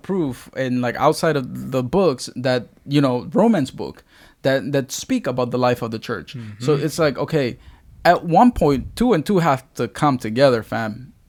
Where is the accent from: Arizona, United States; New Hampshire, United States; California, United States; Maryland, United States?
Maryland, United States; Baltimore; It was the town that I grew up in. It was the school that I grew up in. It was because I grew up in Baltimore.